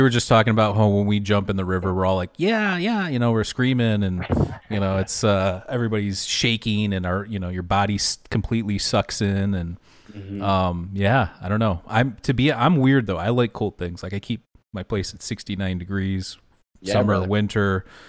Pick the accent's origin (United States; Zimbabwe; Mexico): United States; Detroit, Michigan; Like, we're from Detroit area, so, yeah, it gets a little bit warmer than there